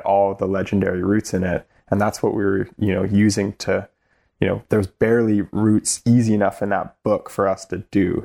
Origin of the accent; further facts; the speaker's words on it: North Vancouver, British Columbia, Canada; I, I was born in North Vancouver